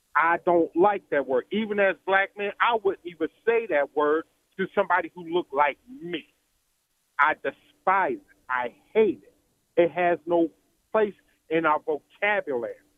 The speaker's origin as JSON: {"language": "English", "town": "Philadelphia", "region": "Pennsylvania", "country": "United States", "tie": "born or raised there", "moved": "yes", "lives_now": "Alabama, United States", "said": "I grew up in Philadelphia."}